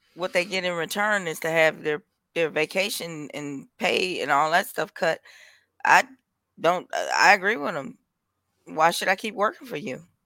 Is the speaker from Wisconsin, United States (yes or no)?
yes; Milwaukee, Wisconsin, United States; I'm from Milwaukee, so, yeah, we got corner stores all over the place